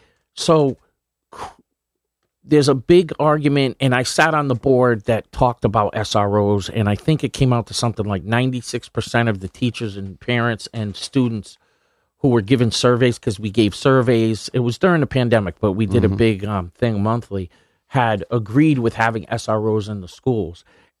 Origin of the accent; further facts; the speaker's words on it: Rhode Island, United States; Yeah, I mean, I grew up in Rhode Island in a kind of like low-income neighborhood.